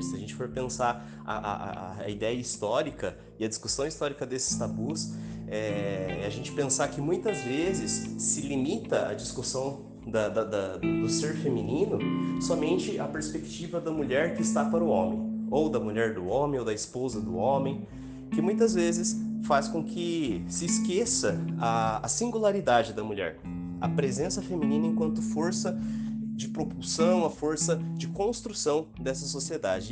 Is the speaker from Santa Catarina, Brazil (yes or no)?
yes; São José, Santa Catarina, Brazil; sou de São José, Santa Catarina, na Grande Florianópolis